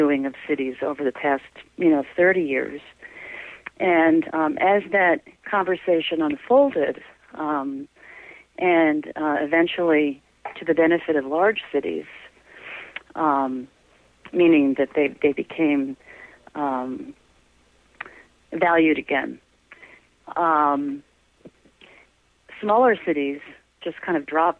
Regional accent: Syracuse, New York, United States; moved away as an adult; also born or lived in Rochester, New York / Albany, New York / Detroit, Michigan; now in Boston, United States; I grew up in Syracuse, New York

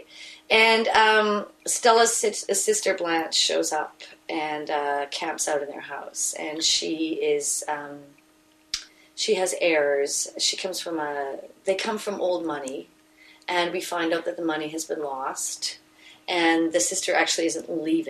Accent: Vancouver, British Columbia, Canada; I'm from East Vancouver

